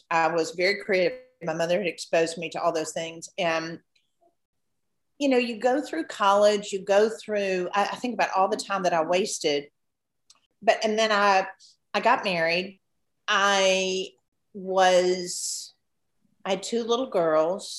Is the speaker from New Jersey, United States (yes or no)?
no; Memphis, Tennessee, United States; I grew up here in Memphis.